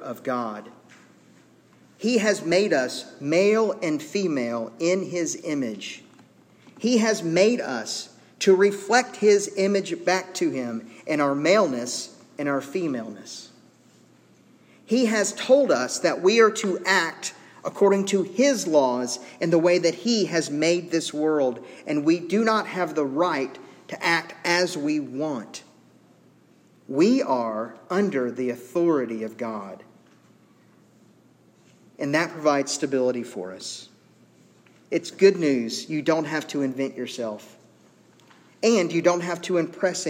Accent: Zachary, Louisiana, United States; We grew up on 40th Street in Zachary, right across the street from the high school

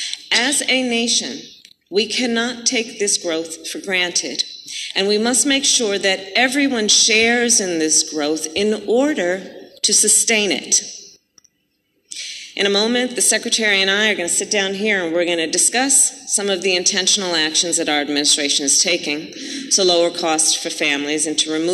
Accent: Oakland, California, United States; my hometown of Oakland, California

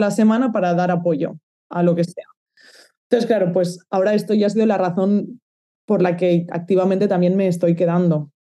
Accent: Valencia, Valencian Community, Spain; moved away as an adult; also born or lived in Barcelona; now in Netherlands; yo soy de Valencia

